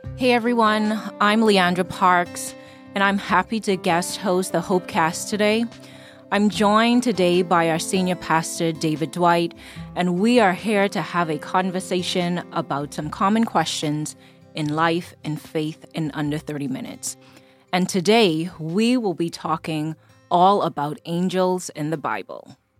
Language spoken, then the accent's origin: English; Bahamas; moved away as an adult; now in United States; I am originally from the Bahamas, born and raised. Um, I moved to the U S when I was about twenty-two.